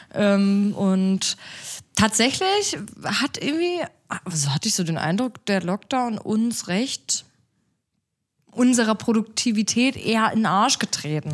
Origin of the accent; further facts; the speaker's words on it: a small town in southern Brandenburg, Germany; moved away as an adult; now in Berlin, Germany; ich komme aus so einer kleinen Stadt in Südbrandenburg